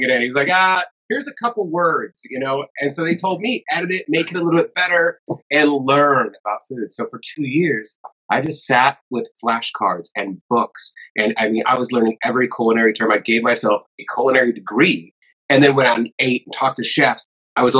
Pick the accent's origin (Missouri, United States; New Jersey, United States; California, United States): California, United States; San Diego; I'm in San Diego. I was born and raised in San Diego